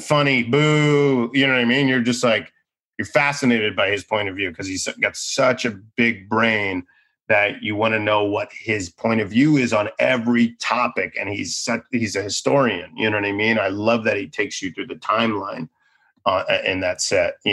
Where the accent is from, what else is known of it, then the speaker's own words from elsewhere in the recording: Boca Raton, Florida, United States; also born or lived in Boston; now in Los Angeles, United States; I think I'm from Boca Raton, Florida